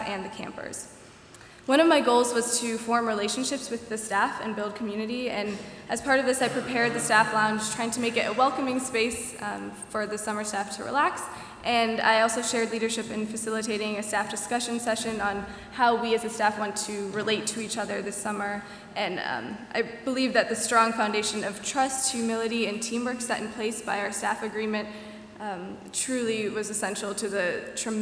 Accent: Milwaukee, Wisconsin, United States; I'm a junior elementary and special education major from Milwaukee, Wisconsin.

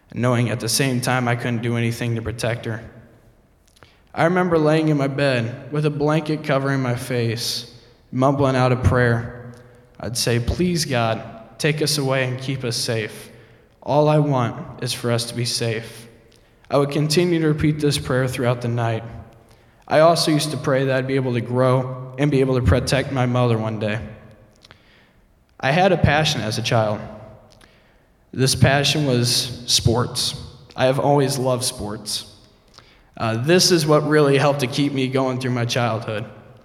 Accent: Fort Wayne, Indiana, United States; born there; also born or lived in Oceanside, California / Maryland; My journey dates back to January 6, 1995, where I was born in Fort Wayne, Indiana. My father was a Marine, and a few years after my birth, we moved to Oceanside, California, on another military base.

